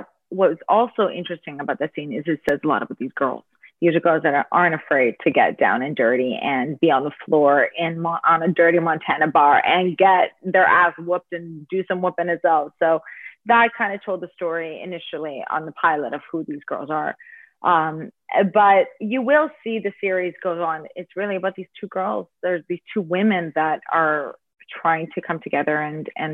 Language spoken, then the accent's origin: English; Toronto, Ontario, Canada; also born or lived in United States / Ireland; I am born in Toronto, but my parents are Ukrainian, Canadian Ukrainian. We speak English at home